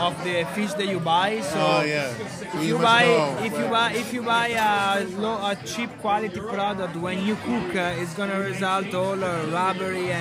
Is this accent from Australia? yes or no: no; Padua, Veneto, Italy; English is a second language; moved away as an adult; also born or lived in Milan, Italy; now in New York, United States; I'm from Padova, so Padova is northeast near Venice